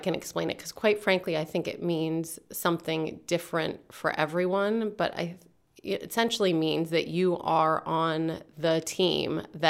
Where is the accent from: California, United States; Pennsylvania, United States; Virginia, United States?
Pennsylvania, United States; Altoona; also born or lived in Pittsburgh; I am from the booming metropolis of Altoona, Pennsylvania. I was originally born in Pittsburgh, but my dad died when I was 3 years old